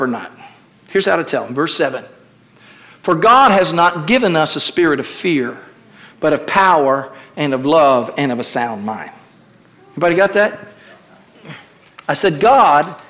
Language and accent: English; Kentucky, United States; I was raised in Kentucky